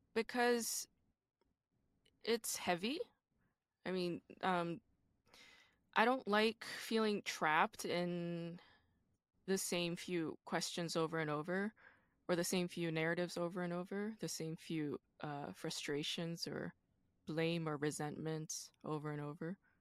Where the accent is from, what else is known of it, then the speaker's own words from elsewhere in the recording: Busan, South Korea; I'm from Busan